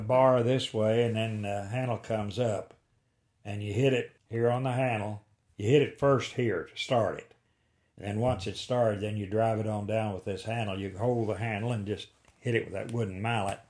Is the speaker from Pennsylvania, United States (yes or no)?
no; Cedar Creek, Wayne County, Missouri, United States; I was born on the head of Cedar Creek, Wayne County